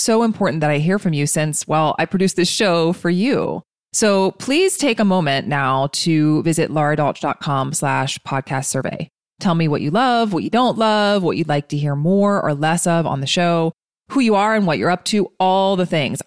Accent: East Coast, United States; moved away; We're both from the East Coast

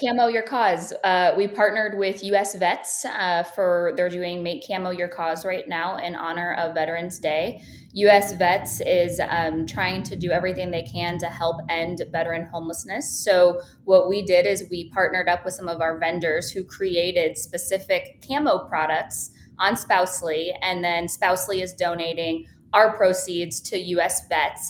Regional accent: Medina, Ohio, United States; moved away as an adult; also born or lived in South Florida; born and raised in a small town in Ohio, it's called Medina, Ohio.

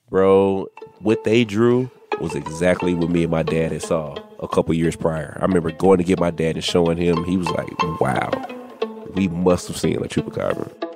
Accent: Dallas, Texas, United States; I'm from Dallas.

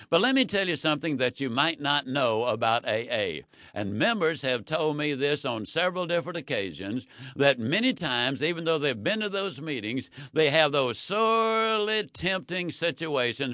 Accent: Yazoo City, Mississippi, United States; born or raised there

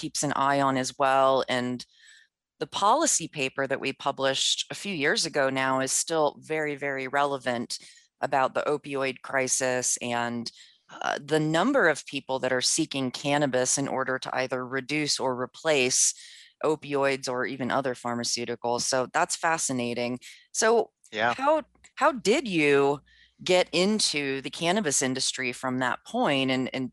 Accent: Maryland, United States; moved away as an adult; now in Colorado, United States; I'm from Maryland, and moving to Colorado

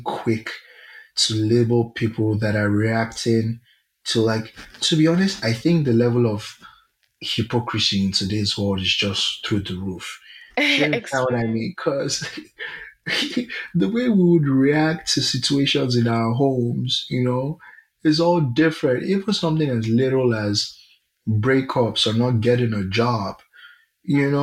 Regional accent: Nigeria; I'm very Nigerian

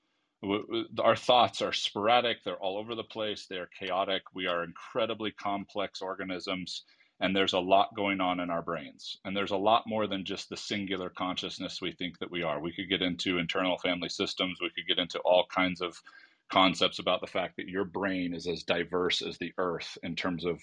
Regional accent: California, United States; I'm from California

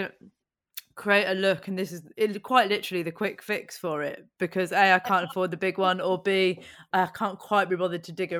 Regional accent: Buckinghamshire, South East England, United Kingdom; I grew up in Buckinghamshire outside London

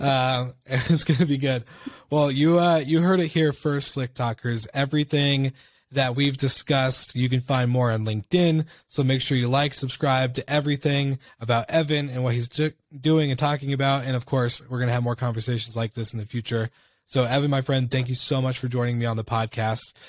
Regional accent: Washington, United States; moved away; back in my hometown in Washington State

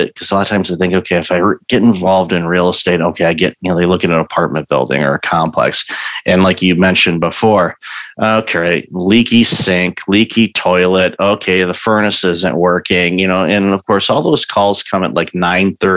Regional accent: Midwest, United States; also born or lived in Southeast United States; I grew up in the Midwest

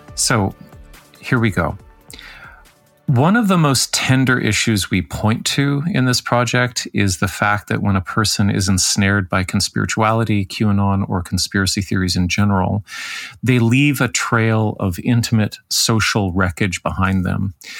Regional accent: Toronto, Ontario, Canada; my hometown of Toronto

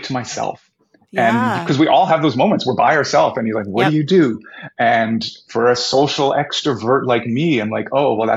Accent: Winnipeg, Manitoba, Canada; I'm from Winnipeg

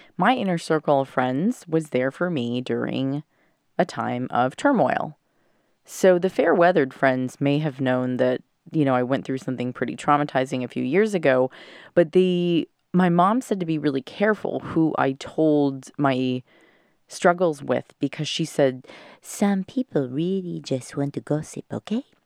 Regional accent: California, United States; moved away; I'm back in my hometown of California

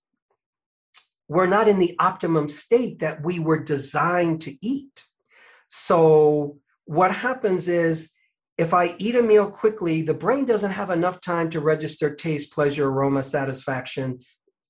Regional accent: United States

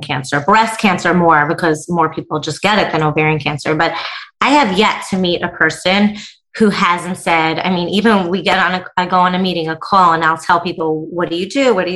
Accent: Northern New Jersey, United States; I am from New Jersey, Northern New Jersey

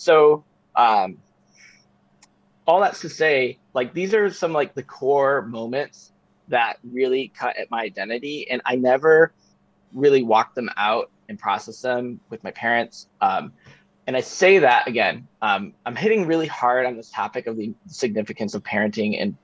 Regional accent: Chicago, Illinois, United States; I grew up in Chicago during the Jordan era

